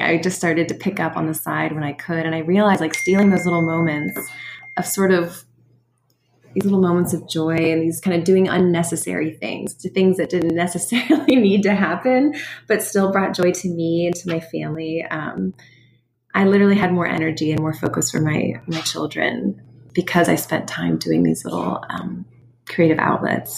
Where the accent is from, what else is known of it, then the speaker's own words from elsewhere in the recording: Midwest, United States; moved away as an adult; also born or lived in New York City / Pittsburgh, Pennsylvania; now in Sewickley, United States; I grew up in the Midwest